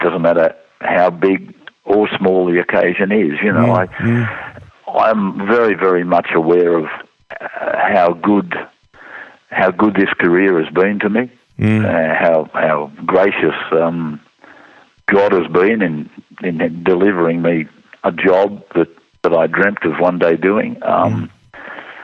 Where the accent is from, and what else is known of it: Junee, New South Wales, Australia